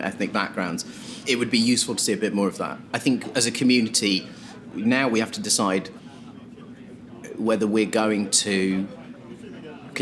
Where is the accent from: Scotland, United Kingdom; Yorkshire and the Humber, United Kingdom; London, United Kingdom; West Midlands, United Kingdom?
London, United Kingdom; Croydon; I grew up in Croydon